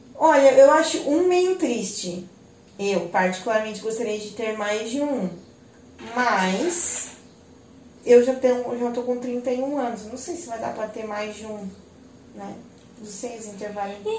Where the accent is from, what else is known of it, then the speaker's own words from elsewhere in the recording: Joinville, Santa Catarina, Brazil; eu sou daqui de Joinville, né, nunca saí daqui para morar em outro lugar